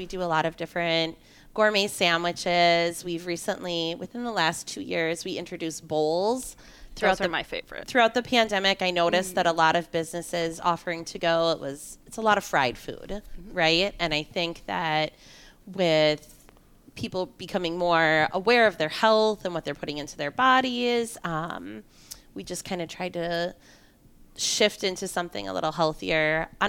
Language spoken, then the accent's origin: English; Partyville, Wisconsin, United States; We're originally from Partyville, Wisconsin, which is a very small town. It's kind of in between Madison and the Dells.